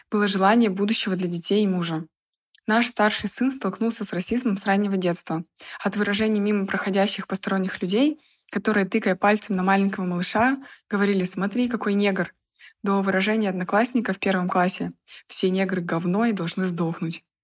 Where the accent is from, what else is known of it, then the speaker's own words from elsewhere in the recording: Estonia; Я из Эстонии, Казалось бы, Европа, но расизма тут может быть больше, чем в России.